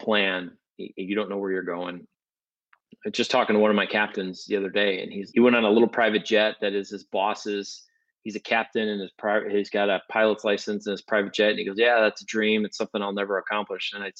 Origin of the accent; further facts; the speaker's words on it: Midwest, United States; moved away as an adult; now in Los Angeles, United States; We're from the Midwest.